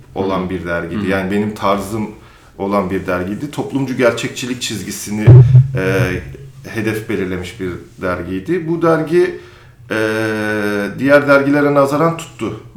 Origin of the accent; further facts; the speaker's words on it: Samsun, Turkey; moved away as an adult; also born or lived in Ankara; now in Istanbul, Turkey; ben Samsun'da büyüdüm